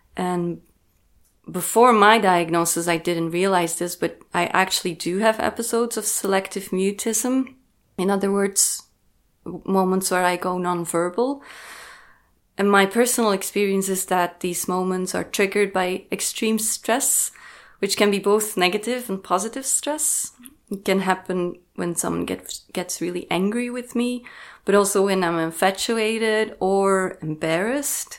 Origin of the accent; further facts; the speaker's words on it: Belgium; I was born in 1988 in Belgium, so I'm 35.